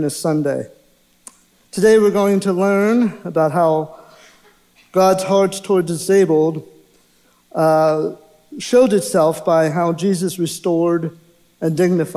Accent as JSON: {"language": "English", "town": "Pittsburgh", "region": "Pennsylvania", "country": "United States", "tie": "born or raised there", "said": "I was born in Pittsburgh, Pennsylvania, into a Catholic household"}